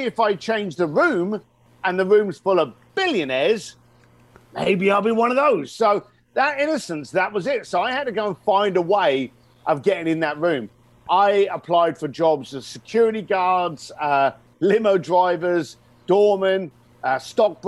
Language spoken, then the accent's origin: English; London, United Kingdom; growing up in East London, the son of a bricklayer